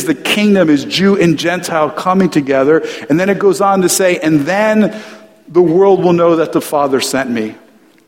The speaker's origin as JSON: {"language": "English", "region": "New Jersey", "country": "United States", "tie": "born or raised there", "also_born_or_lived": "New York City", "moved": "as an adult", "lives_now": "California, United States", "said": "I grew up in New Jersey"}